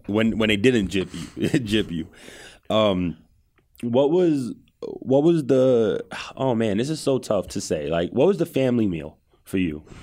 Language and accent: English; New York City, New York, United States; growing up in Cambria Heights, shout out to Cambria Heights, edge of Queens right there